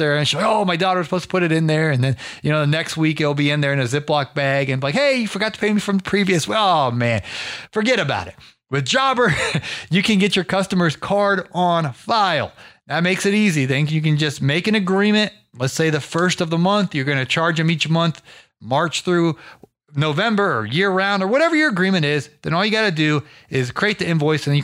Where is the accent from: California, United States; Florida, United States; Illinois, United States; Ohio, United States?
Ohio, United States; Canton; my hometown. I'm from Canton, Ohio